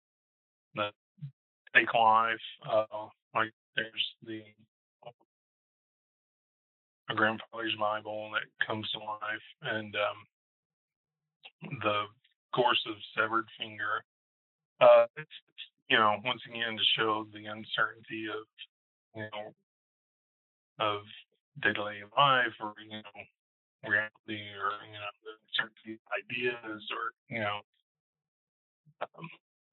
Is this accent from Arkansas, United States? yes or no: yes; Arkansas, United States; also born or lived in Oklahoma; I grew up both in Oklahoma and Arkansas